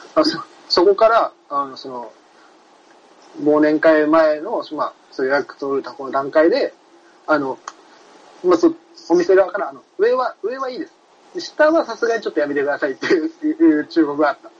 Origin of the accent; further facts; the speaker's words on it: Kyushu, Japan; moved away as an adult; now in Tokyo, Japan; 九州育ち